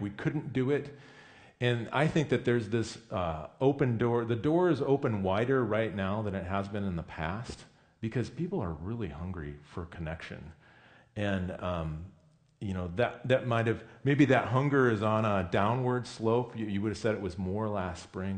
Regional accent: Midwest, United States; now in Pacific Northwest, United States; I grew up in the Midwest

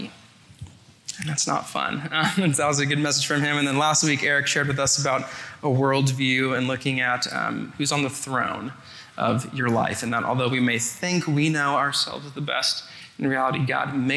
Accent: Sacramento, California, United States; now in Culver City, United States; I'm from Sacramento, California

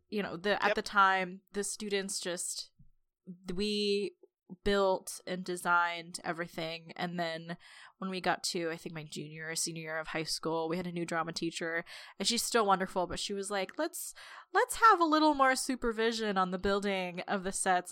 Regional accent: Los Angeles, California, United States; I grew up in the San Fernando Valley

